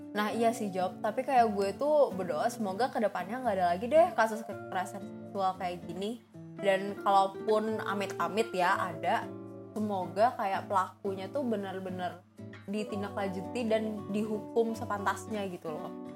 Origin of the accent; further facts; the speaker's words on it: Indonesia; gue sebagai orang Indo